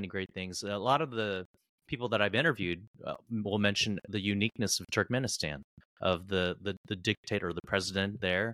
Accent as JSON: {"language": "English", "country": "United States", "said": "as an American"}